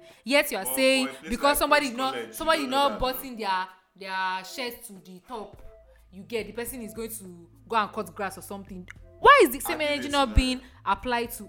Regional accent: Nigeria

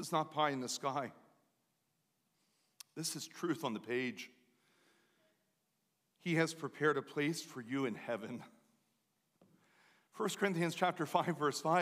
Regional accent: Lancaster County area, Pennsylvania, United States; moved away as an adult; also born or lived in Baltimore; where I'm from

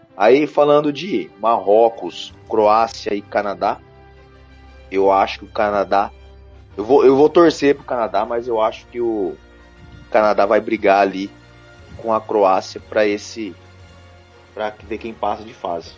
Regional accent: Brazil; a gente aqui como brasileiro

